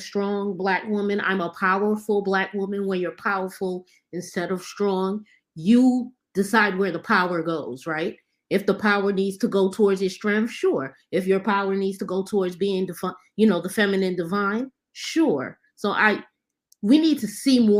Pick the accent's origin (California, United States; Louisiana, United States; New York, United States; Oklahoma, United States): New York, United States; New York City; also born or lived in Barbados; I'm from the Northeast Bronx